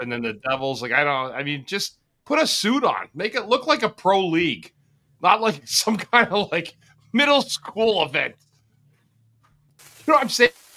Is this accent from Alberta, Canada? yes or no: no; Ottawa, Ontario, Canada; I grew up in Ottawa, the canal, the lakes were frozen